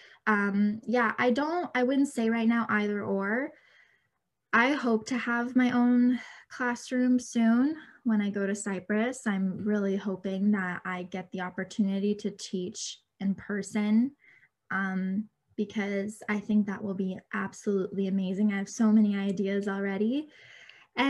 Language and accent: English; Canada; I was born and raised in Canada